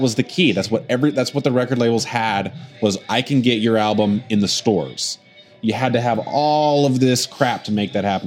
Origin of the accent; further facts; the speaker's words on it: Oklahoma City, Oklahoma, United States; I'm from Oklahoma City